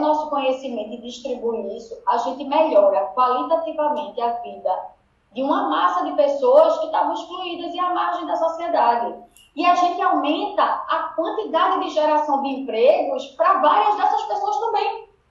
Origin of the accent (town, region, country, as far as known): Northeast Region, Brazil; accent: Northeastern (sotaque de cangaceiro), very drawn-out